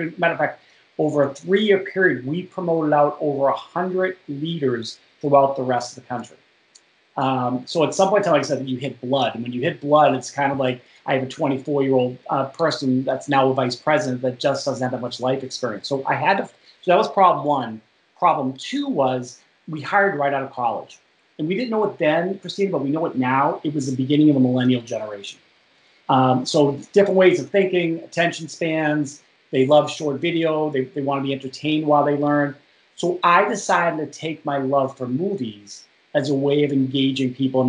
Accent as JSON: {"language": "English", "town": "Boston", "region": "Massachusetts", "country": "United States", "accent": "Boston", "moved": "as an adult", "lives_now": "Washington, United States", "said": "I moved from Boston. You can't tell by the accent, by the way, to Washington D.C. in 1992"}